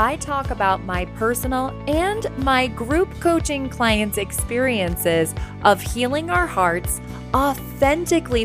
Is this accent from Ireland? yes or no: yes; Ireland; I am an Irish woman through and through